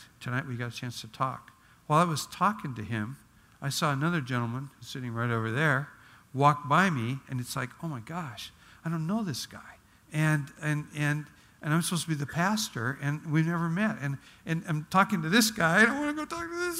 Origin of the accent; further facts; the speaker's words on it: Oregon, United States; moved away; I grew up in Oregon where there's Douglas firs